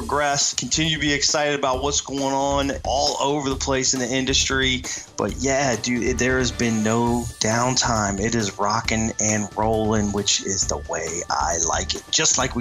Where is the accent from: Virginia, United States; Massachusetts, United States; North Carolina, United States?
Virginia, United States; now in South Texas, United States; Growing up in Virginia